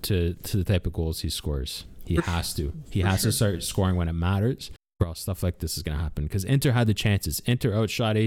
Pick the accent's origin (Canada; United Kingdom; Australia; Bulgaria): Canada; we're from Canada